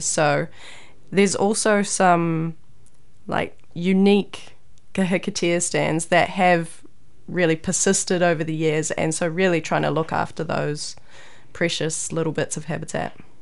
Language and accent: English; Raglan, Waikato, New Zealand; I grew up in Raglan, Whangaroa